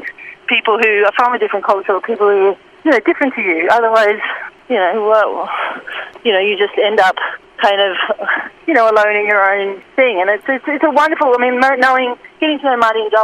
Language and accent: English; Sydney, New South Wales, Australia; I'm also from Western Sydney too. I'm from a place called Mount Druitt, which is probably one of the most stigmatised suburbs